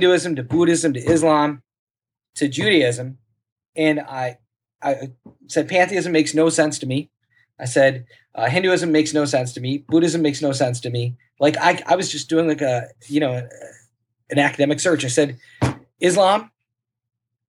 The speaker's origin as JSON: {"language": "English", "town": "Saint Paul", "region": "Minnesota", "country": "United States", "tie": "born or raised there", "also_born_or_lived": "Cambodia", "moved": "yes", "said": "I grew up in St. Paul, Minnesota"}